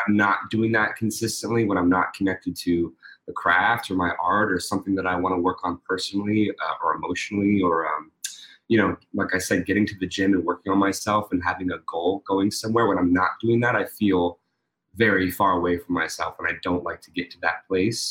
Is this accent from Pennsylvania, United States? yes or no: yes; Pittsburgh, Pennsylvania, United States; I'm from Pittsburgh, Pennsylvania.